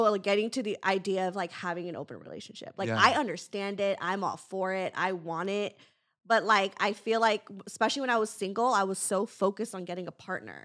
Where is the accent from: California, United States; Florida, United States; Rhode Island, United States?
California, United States; Los Angeles; I grew up in like